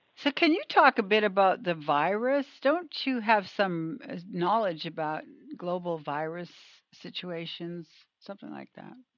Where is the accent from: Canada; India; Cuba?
Canada; moved away; I'm from Canada initially